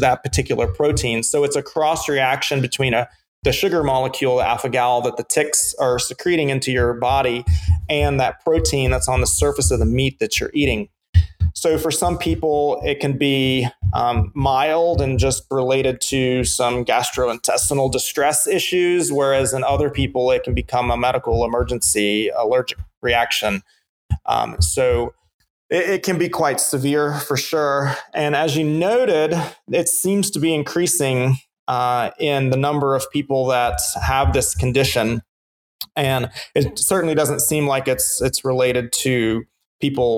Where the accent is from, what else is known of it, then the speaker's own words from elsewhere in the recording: the South, United States; as a good Southerner